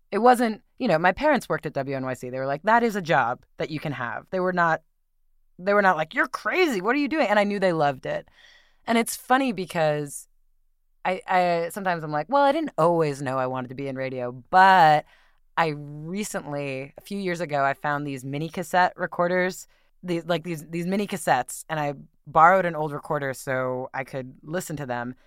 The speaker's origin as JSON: {"language": "English", "area": "Westchester", "region": "New York", "country": "United States", "tie": "born or raised there", "also_born_or_lived": "Brooklyn, New York", "moved": "as an adult", "lives_now": "San Francisco Bay Area, United States", "said": "they moved to the suburbs, and that's where I grew up."}